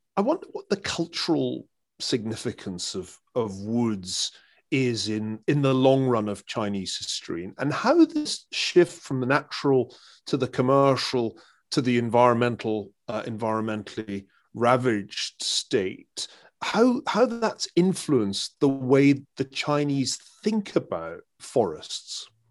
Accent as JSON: {"language": "English", "region": "Scotland", "country": "United Kingdom", "tie": "born or raised there", "said": "as a Scotsman, uh, who grew up as, as Scotland, uh, entered a period of, of rapid, uh, commercial reforestation"}